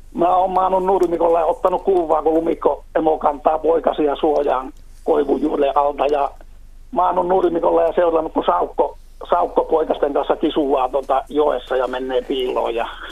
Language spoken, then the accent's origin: Finnish; Utajärvi, North Ostrobothnia, Finland; now in Oulu, Finland; Oulussa asun, mutta Utajärveltä kotosi